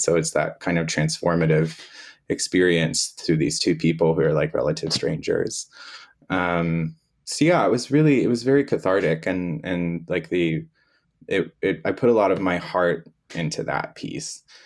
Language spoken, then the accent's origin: English; Florida, United States; moved away; I'm originally from Florida, so I was living in Florida